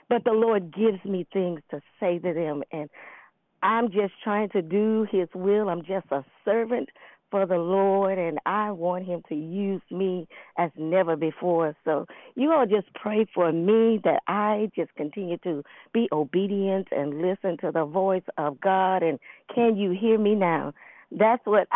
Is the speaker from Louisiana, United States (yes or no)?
yes; New Orleans, Louisiana, United States; I'm from New Orleans